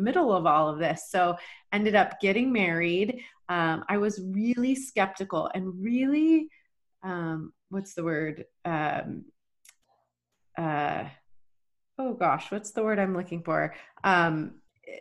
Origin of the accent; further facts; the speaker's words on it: Texas, United States; moved away as an adult; also born or lived in Rexburg, Idaho / Boise, Idaho; I was born and raised in Texas